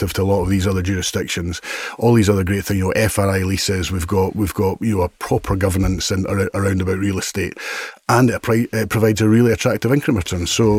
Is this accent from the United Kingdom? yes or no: yes; Edinburgh, Scotland, United Kingdom; I'm born and bred in Edinburgh.